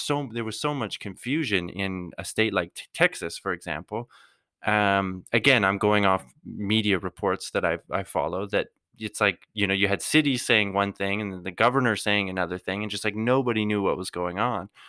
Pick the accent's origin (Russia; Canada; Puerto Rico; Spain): Canada; we're all Canadian